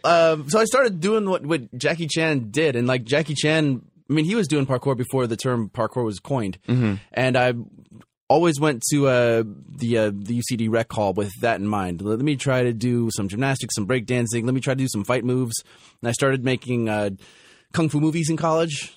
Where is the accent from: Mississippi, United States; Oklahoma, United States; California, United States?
California, United States; Los Angeles; my hometown of Los Angeles